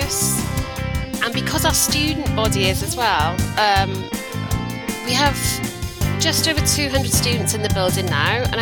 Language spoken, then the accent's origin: English; South Wales, United Kingdom; moved away as an adult; now in United Arab Emirates; I grew up in South Wales in the UK